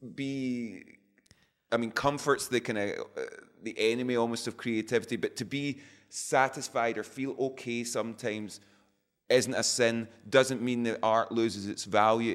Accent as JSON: {"language": "English", "region": "Scotland", "country": "United Kingdom", "said": "we're always described as Scottish rock band"}